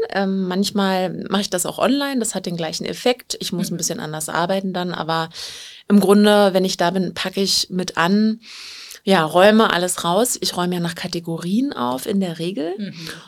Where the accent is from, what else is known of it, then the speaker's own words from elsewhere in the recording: Berlin, Germany; und ich bin aus Berlin und seit ja, fast zwei Jahren Ordnungsberaterin